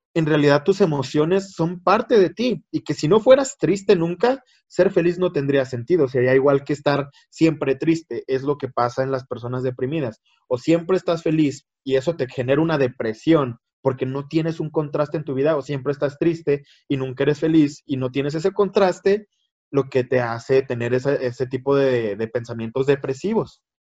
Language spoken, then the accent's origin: Spanish; Chihuahua, Mexico; Soy de México, Chihuahuita, Chihuahuita, México.